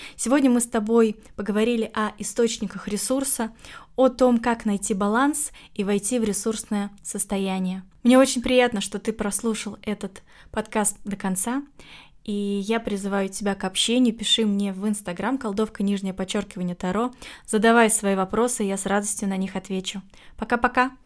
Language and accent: Russian; Saint Petersburg, Russia; в моем родном городе, в Питере